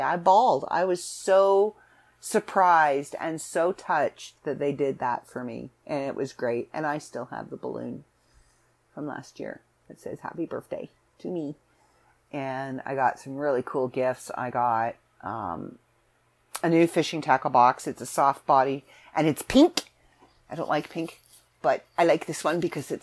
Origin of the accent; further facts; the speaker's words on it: Canada; also born or lived in Southern Ontario; I'm Canadian